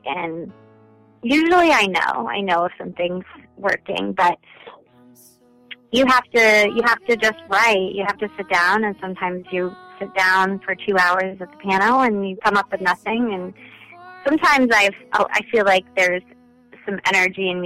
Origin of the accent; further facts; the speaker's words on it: Maine, United States; accent: Maine; now in New York, United States; I'm from Maine